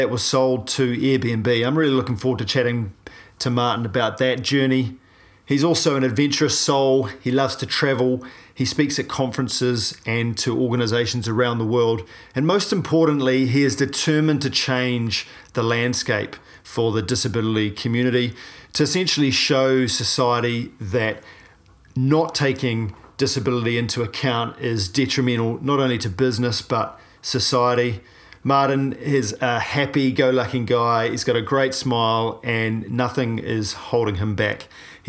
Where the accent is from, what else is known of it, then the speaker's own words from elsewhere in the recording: New Zealand; a paraplegic from New Zealand